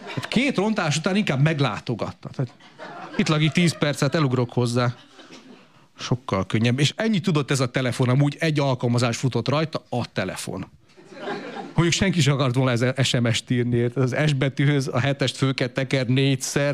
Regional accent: Romania; én 82-ben születtem, Romániába, kommunizmusba

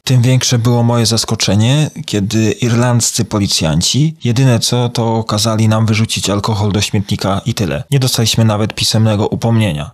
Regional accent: Poland; moved away as an adult; now in Ireland; w obliczu prawie dziewięcioletniego pobytu na emigracji jestem już bardziej irlandzki, czy wciąż jeszcze bardziej polski

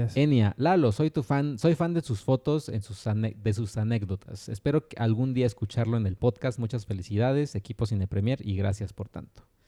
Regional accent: Mexico; en los 90 en México

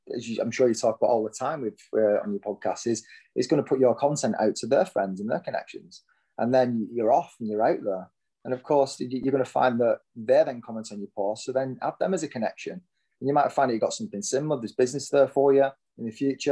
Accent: Lancashire, North West England, United Kingdom; moved away as an adult; now in Hertfordshire, United Kingdom; I am surely born and bred in Lancashire

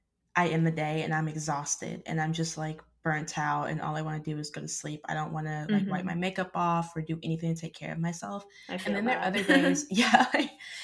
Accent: Arkansas, United States; I grew up in Arkansas

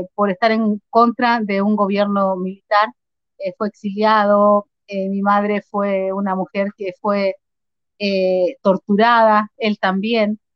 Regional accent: Concepción, Biobío, Chile; moved away as an adult; also born or lived in Arica, Chile; now in Argentina; Mi niñez em, la viví en Chile, en el sur de Chile, aunque nací en el norte-norte, en el límite con Perú, en Arica. Eh, después me crié en, en Concepción

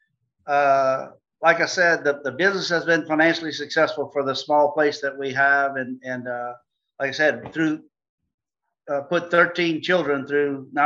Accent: Louisiana, United States; we're from Louisiana

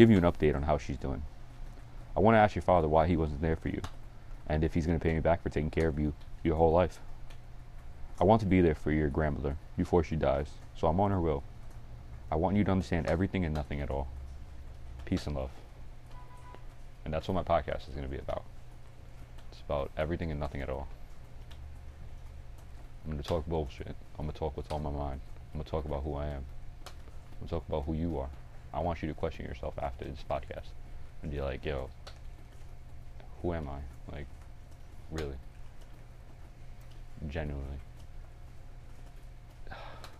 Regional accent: North Carolina, United States; I am just a regular kid, born and raised in North Carolina.

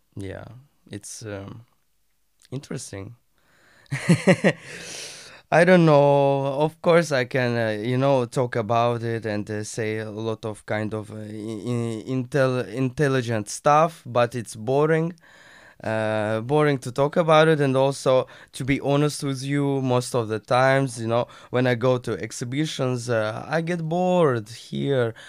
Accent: Russia; now in Turkey; I'm from Russia

